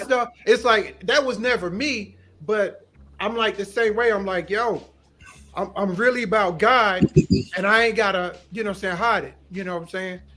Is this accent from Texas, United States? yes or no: no; Kinston, North Carolina, United States; I'm originally from Kinston, North Carolina